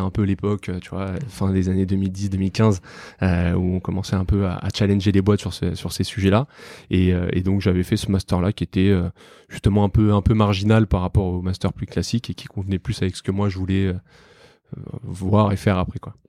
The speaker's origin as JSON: {"language": "French", "town": "Paris", "region": "Île-de-France", "country": "France", "tie": "born or raised there", "said": "je suis né, j'ai grandi à Paris, dans le 12e arrondissement."}